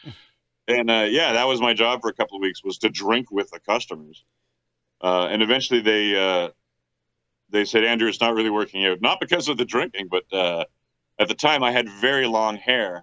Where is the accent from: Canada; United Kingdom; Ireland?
Canada; Belleville, Ontario; the town I grew up in is Belleville, which is right next to Kingston